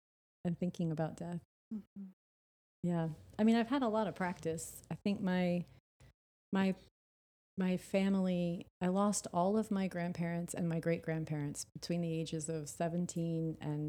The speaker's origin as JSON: {"language": "English", "town": "New Orleans", "region": "Louisiana", "country": "United States", "said": "And then when I was 22, Katrina hit, and I'm from New Orleans, and, like, everyone in my family lost their home."}